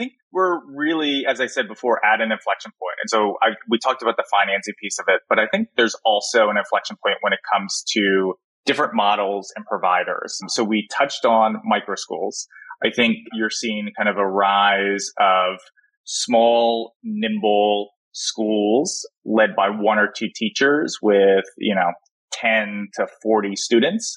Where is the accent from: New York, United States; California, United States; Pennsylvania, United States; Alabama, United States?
Pennsylvania, United States; Philadelphia suburbs; I grew up in the Philadelphia suburbs